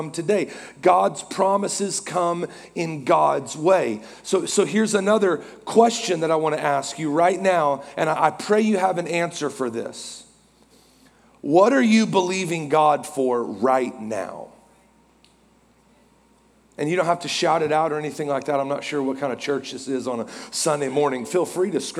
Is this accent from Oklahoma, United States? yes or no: yes; Norman, Oklahoma, United States; now in Oklahoma City, United States; I am from Norman on the other side of Oklahoma City, and so I'm a diehard Sooner fan